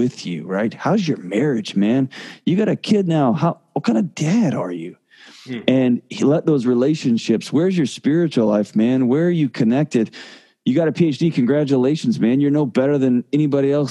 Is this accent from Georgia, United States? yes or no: no; Texas, United States; moved away as an adult; now in Nashville, United States; I moved from Texas to Nashville, I lived in Texas my entire life, every minute of my life